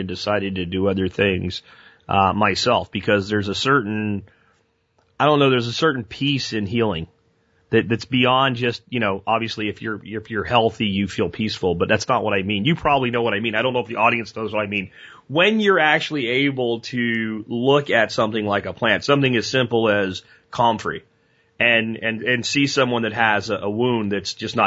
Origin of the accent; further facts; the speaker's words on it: Pennsylvania, United States; now in Texas, United States; I grew up in Pennsylvania, I learned about plantain from my grandfather